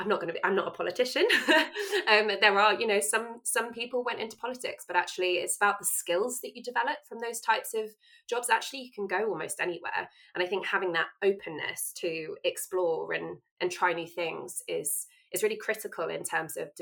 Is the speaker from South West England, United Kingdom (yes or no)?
yes; Bournemouth, South West England, United Kingdom; moved away as an adult; now in Sheffield, United Kingdom; I'm actually from Bournemouth originally